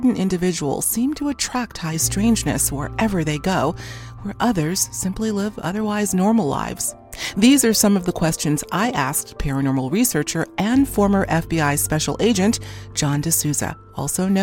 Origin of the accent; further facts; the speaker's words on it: Boston, Massachusetts, United States; I'm from Boston